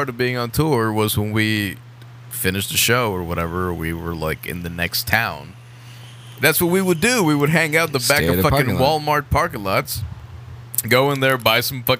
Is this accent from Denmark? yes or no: no; Mexico; moved away; I'm from Mexico.